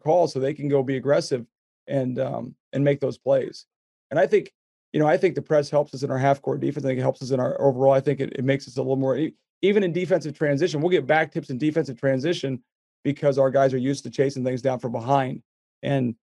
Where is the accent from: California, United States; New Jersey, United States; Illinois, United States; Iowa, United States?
Iowa, United States; I grew up in Iowa, so I'm not a farmer, but I was around enough farmers